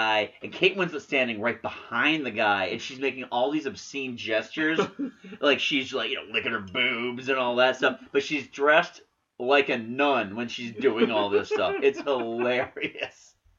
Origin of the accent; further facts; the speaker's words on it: United Kingdom; now in United States; Being a Brit, they were sending all the British garbage over here and selling it to PBS.